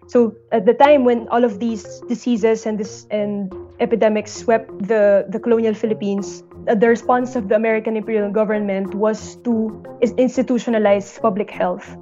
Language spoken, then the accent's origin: English; Brazil; I am from Brazil and I'm director of Lat 315